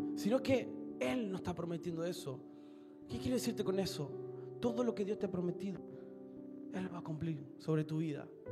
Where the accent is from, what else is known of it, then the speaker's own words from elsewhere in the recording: Argentina; moved away as an adult; now in Rosario, Argentina; Nosotros venimos de un pueblo donde somos 3.000 personas